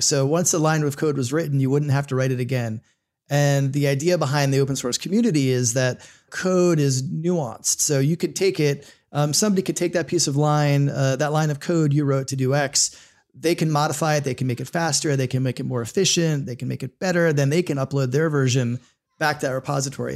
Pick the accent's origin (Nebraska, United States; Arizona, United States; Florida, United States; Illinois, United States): Florida, United States; also born or lived in New York / Los Angeles; now in Northern Virginia, United States; I grew up in Florida, spent some time in New York and L